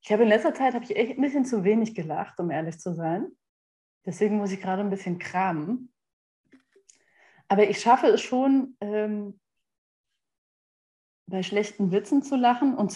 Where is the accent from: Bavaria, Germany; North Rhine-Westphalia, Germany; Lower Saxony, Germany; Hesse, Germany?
North Rhine-Westphalia, Germany; Ich komme ja aus Westfalen und Westfalen gucken manchmal etwas mürrisch